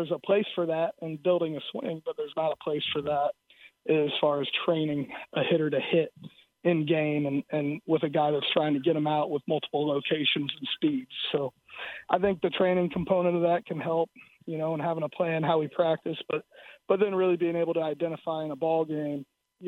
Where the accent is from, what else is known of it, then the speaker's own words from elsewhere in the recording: South Florida, United States; moved away; also born or lived in Iowa; growing up in South Florida.